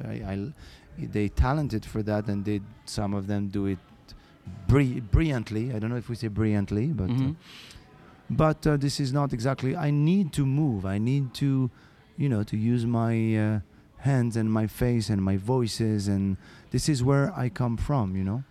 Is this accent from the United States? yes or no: no; Morocco; English is a second language; moved away; also born or lived in France / Canada; I was born in Morocco